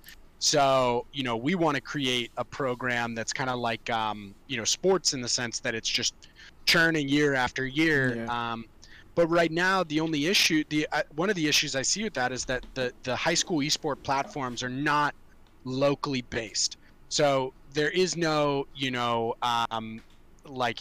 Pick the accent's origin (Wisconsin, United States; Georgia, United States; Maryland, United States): Maryland, United States; Montgomery County; I grew up in Montgomery County and Montgomery County swimming